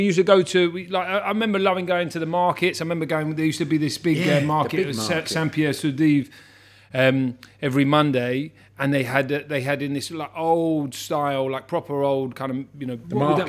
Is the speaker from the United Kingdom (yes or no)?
yes; Hammersmith, London, United Kingdom; Yeah, I was born in Hammersmith, on North End Road when I was a kid.